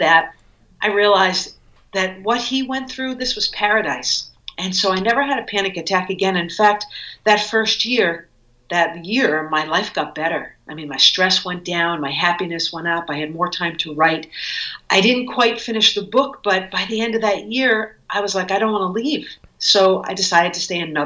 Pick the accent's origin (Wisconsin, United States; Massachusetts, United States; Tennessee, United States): Massachusetts, United States; Cape Cod; moved away as an adult; also born or lived in New York City; I grew up on Cape Cod